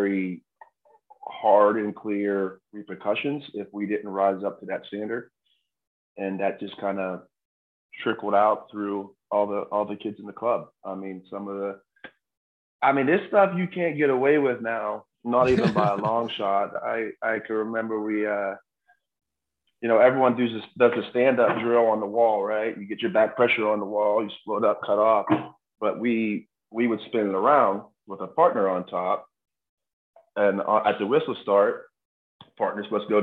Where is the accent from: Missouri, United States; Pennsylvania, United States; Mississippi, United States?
Pennsylvania, United States; Western; also born or lived in Morgantown, West Virginia; growing up in Western Pennsylvania